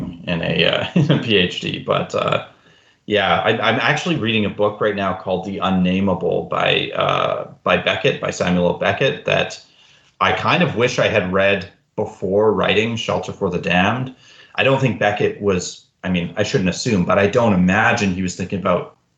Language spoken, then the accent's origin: English; Alberta, Canada; now in Fredericton, Canada; I was born in Alberta. I'm living in Fredericton, New Brunswick now